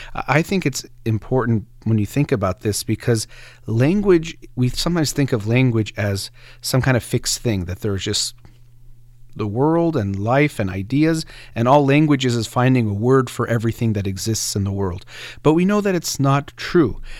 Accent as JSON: {"language": "English", "country": "United States", "tie": "born or raised there", "first_language": "Persian", "second_language": "English", "said": "I was born in the United States to two, um, Iranian immigrants, and they actually spoke a Persian to me first."}